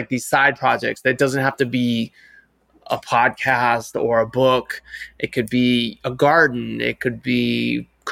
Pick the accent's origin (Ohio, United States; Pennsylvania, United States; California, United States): Ohio, United States; Cleveland; moved away; also born or lived in New York City / Paris; I grew up in Cleveland, Ohio